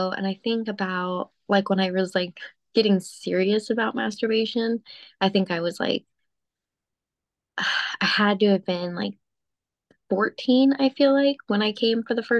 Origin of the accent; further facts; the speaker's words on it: Phoenix, Arizona, United States; Phoenix, Arizona.